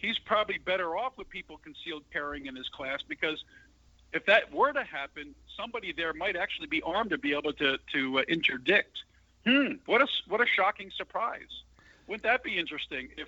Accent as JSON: {"language": "English", "town": "San Antonio", "region": "Texas", "country": "United States", "tie": "born or raised there", "said": "this is San Antonio, Texas news. So it's right in my hometown."}